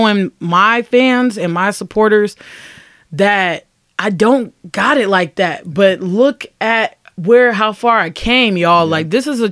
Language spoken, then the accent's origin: English; Ravenna, Ohio, United States; I come from Ravenna, Ohio.